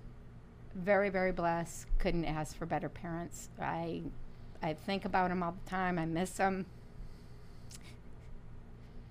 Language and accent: English; Toledo, Ohio, United States; I was born and raised in Toledo, Ohio